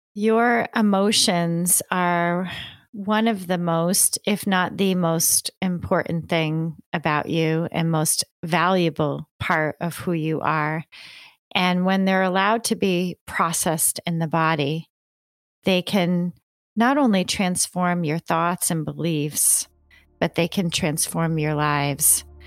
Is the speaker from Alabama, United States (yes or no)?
no; New York, United States; I grew up in the country in New York State